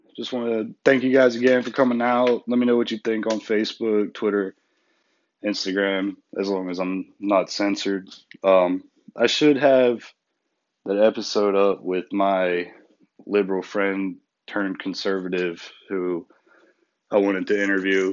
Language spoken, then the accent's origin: English; United States; we're American people